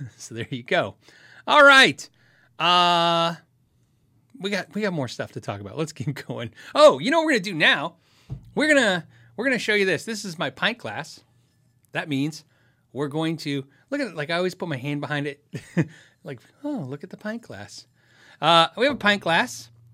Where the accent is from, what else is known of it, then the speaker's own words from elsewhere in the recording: United States; I'm so American